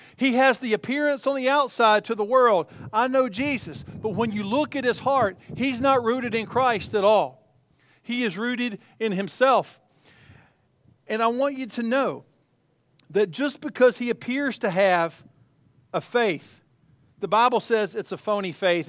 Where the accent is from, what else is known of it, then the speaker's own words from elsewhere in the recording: East Tennessee, United States; as a child growing up in East Tennessee